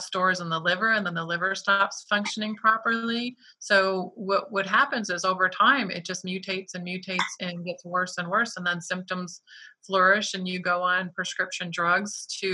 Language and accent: English; Detroit, Michigan, United States; I'm from Detroit